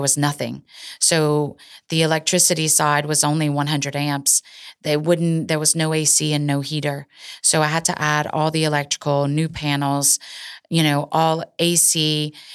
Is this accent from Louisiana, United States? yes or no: yes; Cecilia, Louisiana, United States; my hometown, Cecilia